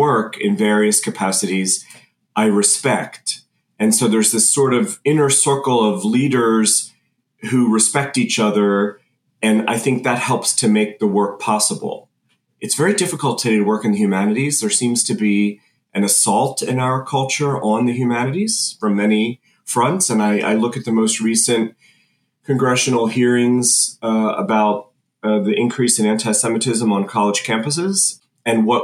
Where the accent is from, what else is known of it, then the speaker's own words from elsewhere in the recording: Philadelphia, Pennsylvania, United States; I'm from the Philadelphia area